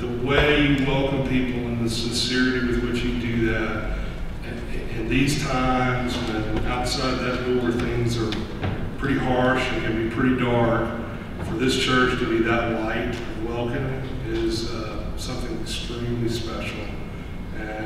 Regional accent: Batesville, Mississippi, United States; moved away as an adult; the church I grew up in Batesville, Mississippi

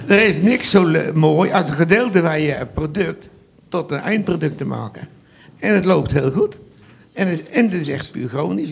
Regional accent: Vianen, Utrecht, Netherlands; also born or lived in Hagestein; now in Westpolder, Netherlands; Ik ben geboren in Vianen op een klein stadsboerderijtje. En dan zijn we in, eh, zeventig verhuisd naar, eh, Harenstein

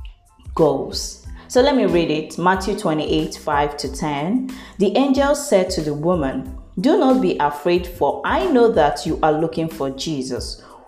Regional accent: Anambra, Nigeria; now in Enugu, Nigeria; I am from Anambra State, if you don't know. Yes. I am from Agukunri precisely

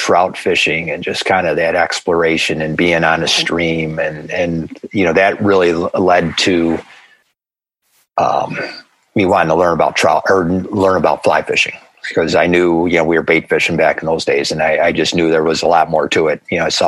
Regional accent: Grand Island, New York, United States; Lived there all my life. So I started on Alt Boulevard.

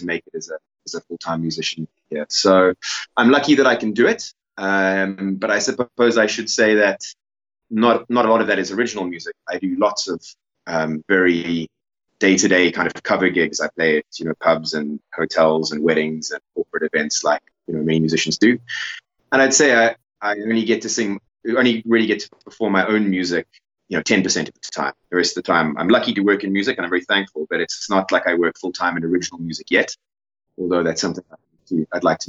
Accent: Cape Town, Western Cape, South Africa; moved away as an adult; now in Zululand, South Africa; I grew up in Cape Town

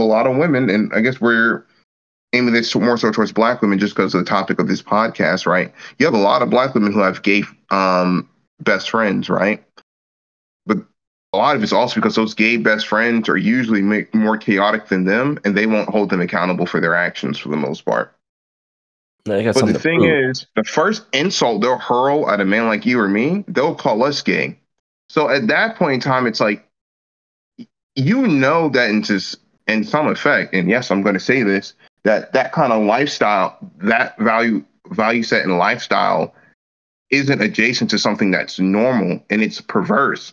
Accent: United States; me being an American

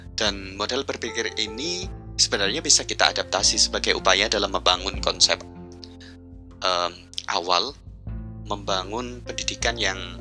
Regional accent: Central Java, Indonesia; desa tetangga kampung saya di Jawa Tengah

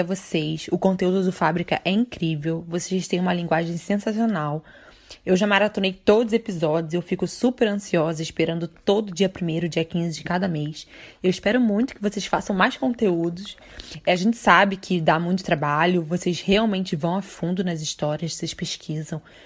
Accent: Rio de Janeiro, Brazil; now in Belgium; eu sou carioca, mas atualmente moro na Bélgica.

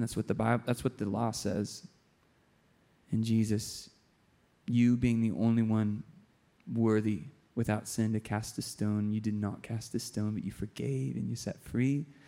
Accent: San Diego, California, United States; my hometown in San Diego

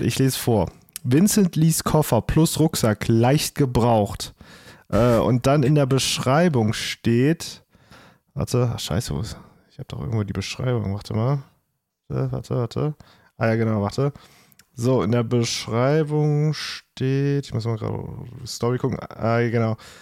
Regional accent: Trier, Rhineland-Palatinate, Germany; ich komme aus Trier.

